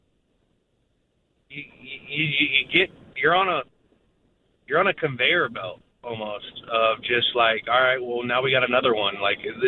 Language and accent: English; United States; an American that grew up here in this country